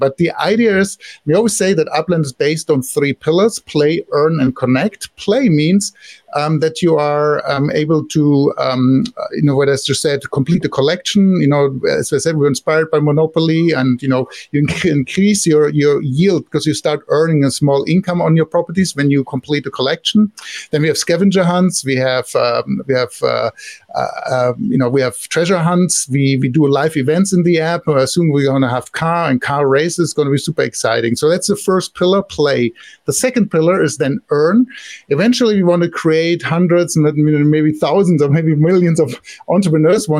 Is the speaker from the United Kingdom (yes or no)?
no; Germany; accent: German; English is a second language; now in Silicon Valley, United States; I live here now in Silicon Valley since many years, but originally I'm from Germany, so I can't hide my accent.